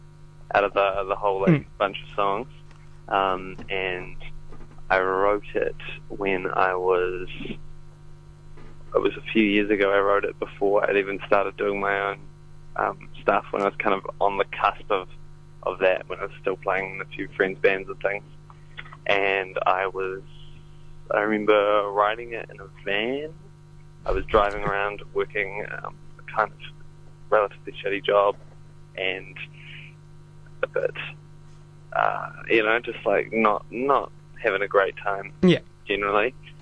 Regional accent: Christchurch, Canterbury, New Zealand; I am a musician from Christchurch.

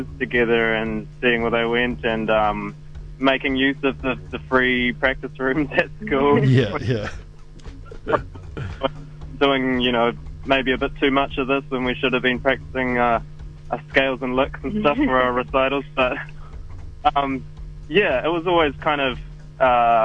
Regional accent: Wellington, New Zealand; I've been here most of my life

